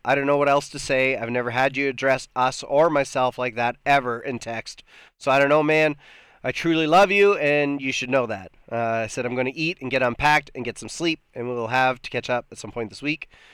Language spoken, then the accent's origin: English; Canada; I'm Canadian